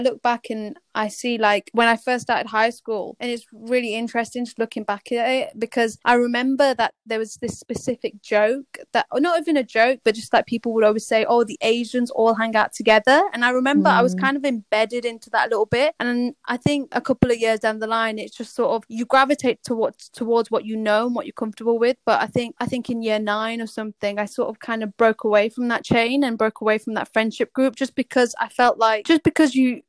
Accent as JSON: {"language": "English", "town": "Bradford", "region": "Yorkshire and the Humber", "country": "United Kingdom", "tie": "born or raised there", "moved": "yes", "lives_now": "London, United Kingdom", "said": "We're born and raised in Bradford, but I'm currently located in London"}